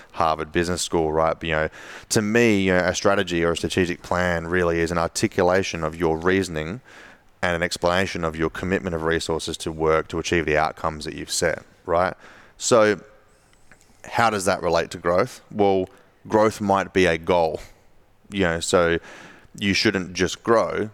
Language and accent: English; Adelaide, South Australia, Australia; my hometown in Adelaide